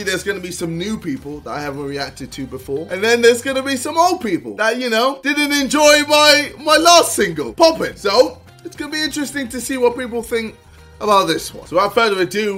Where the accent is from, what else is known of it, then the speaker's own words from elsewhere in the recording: United States; I'm American and I only know... one Wayne, and that's ….